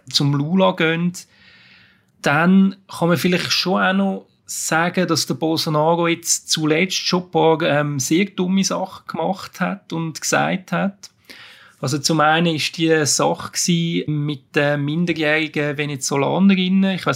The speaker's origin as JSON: {"language": "German", "country": "Switzerland", "said": "wenn man jetzt damit so als, als Schweizer drauf schaut, mit, mit unseren Maßstäben, muss man sagen, das ist grauenhaft."}